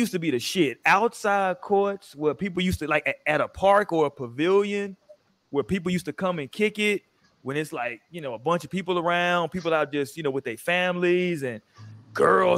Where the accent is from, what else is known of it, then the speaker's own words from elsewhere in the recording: Houston, Texas, United States; I grew up in Houston